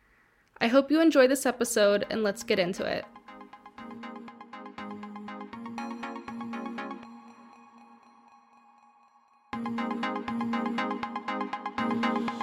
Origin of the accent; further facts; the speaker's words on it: Dallas, Texas, United States; now in Stockholm, Sweden; my hometown of Dallas, Texas